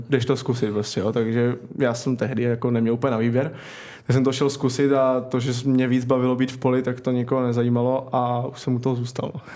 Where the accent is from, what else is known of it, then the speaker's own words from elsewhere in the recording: Kroměříž, Zlín Region, Czechia; moved away as an adult; also born or lived in Vsetín; now in Tampere, Finland; vyrůstal jsem nebo začal jsem v Kroměříži